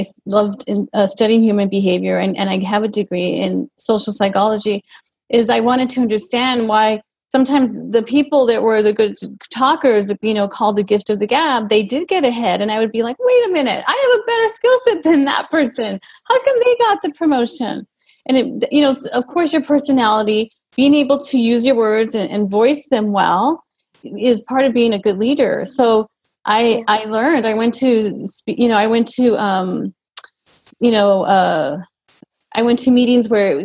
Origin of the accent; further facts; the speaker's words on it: El Paso, Texas, United States; I grew up in El Paso, Texas, a border town, and just very close was Mexico.